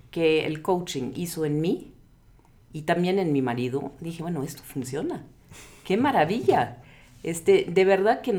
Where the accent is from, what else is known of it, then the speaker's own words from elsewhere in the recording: England, United Kingdom; now in Mexico; como inglesa viviendo en México, yo dije, esto no es lo, que yo necesito, porque